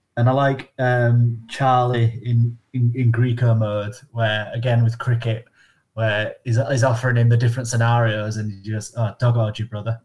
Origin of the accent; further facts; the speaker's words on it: Northern England, United Kingdom; accent: monotone northern; some of us are monotone northern accents like myself